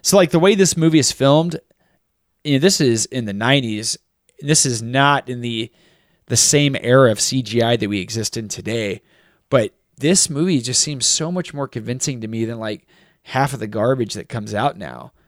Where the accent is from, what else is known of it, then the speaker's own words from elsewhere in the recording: United States; being raised American